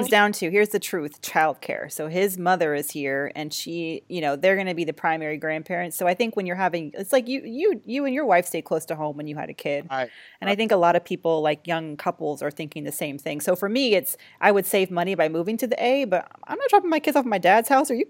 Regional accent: Atlanta, Georgia, United States; born or raised there; now in New York, United States

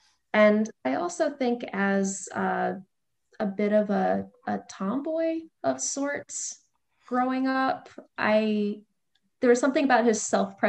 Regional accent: St. Louis, Missouri, United States; also born or lived in Maryland; So I was very technically born in the suburbs of DC, like over on the Maryland side, but as far as my memory goes, I grew up in St. Louis. My family had lived there since I was about 3.

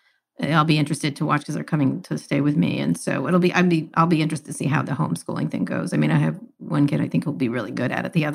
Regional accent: Princeton, New Jersey, United States; Do you know I grew up in Princeton, New Jersey?

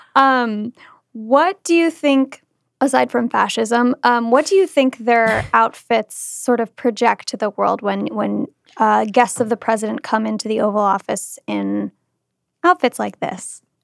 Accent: Kentucky, United States; Kentucky where I'm from

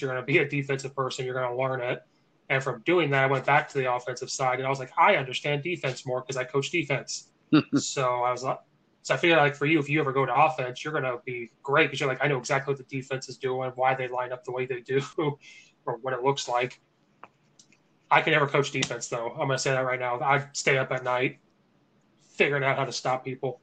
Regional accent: Central Illinois, United States; now in Chicago, United States; I'm from Central Illinois

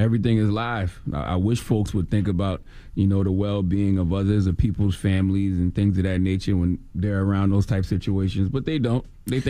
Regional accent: Moss Corner, South Carolina, United States; Because I'm from South Carolina, of course, Moss Corner, South Carolina.

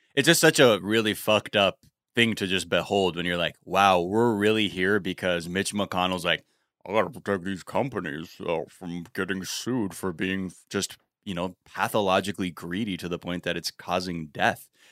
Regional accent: Los Angeles, California, United States; my elementary school that I grew up in in North Hollywood

